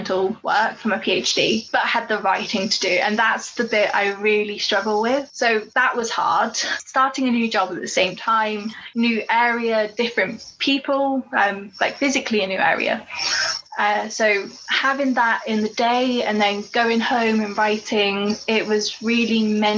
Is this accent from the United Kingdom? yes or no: yes; Corby, East Midlands, United Kingdom; I grew up in Corby. Corby's a steel town in the Midlands.